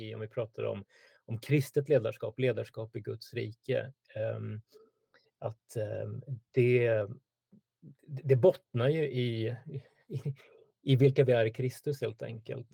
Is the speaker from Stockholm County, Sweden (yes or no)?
yes; Stockholm, Stockholm County, Sweden; född och uppvuxen i Stockholm, bor i norra Stockholm